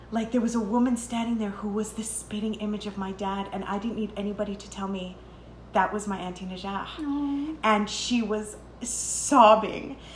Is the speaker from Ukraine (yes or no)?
no; Canada; also born or lived in Lebanon; I am 100% Canadian